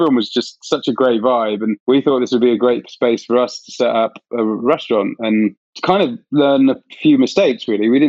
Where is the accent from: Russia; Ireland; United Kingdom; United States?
United Kingdom; West Country, South West England; I'm from the West Country